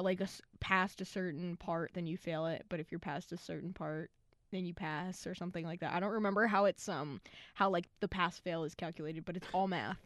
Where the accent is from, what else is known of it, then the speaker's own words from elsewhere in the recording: New Jersey, United States; We are from Jersey.